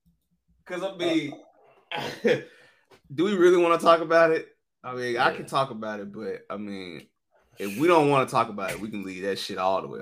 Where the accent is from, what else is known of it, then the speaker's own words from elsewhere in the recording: Kendall, Florida, United States; I'm from Kendall.